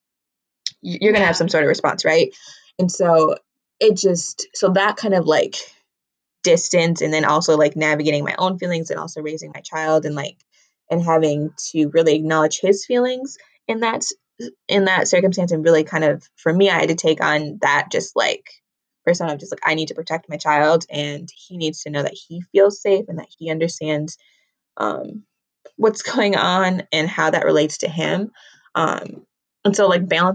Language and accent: English; Minnesota, United States; I'm from Minnesota.